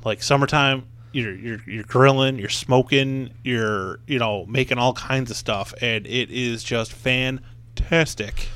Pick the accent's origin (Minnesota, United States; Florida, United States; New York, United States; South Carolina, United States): New York, United States; Buffalo; I'm from Buffalo